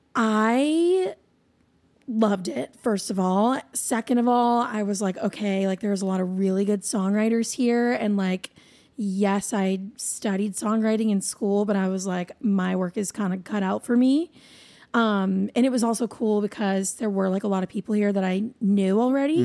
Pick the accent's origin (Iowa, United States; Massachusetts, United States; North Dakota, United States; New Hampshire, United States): New Hampshire, United States; moved away as an adult; now in Nashville, United States; I'm originally from there. I was born and raised there